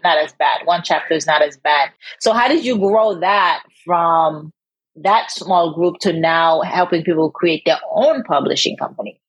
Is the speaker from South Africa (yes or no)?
no; Haiti; moved away; growing up in Haiti